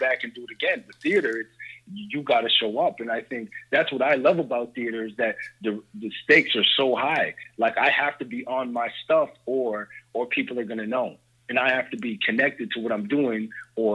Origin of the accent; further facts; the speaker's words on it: Toronto, Ontario, Canada; I'm actually from Toronto, so I live from Canada